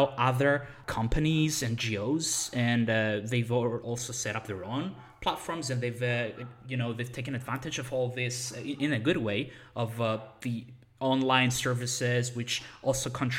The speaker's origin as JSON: {"language": "English", "country": "Cyprus", "said": "I come from Cyprus"}